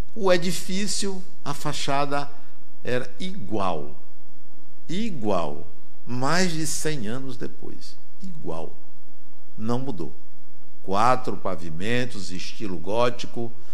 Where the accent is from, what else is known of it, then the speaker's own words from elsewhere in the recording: Brazil; eu sou brasileiro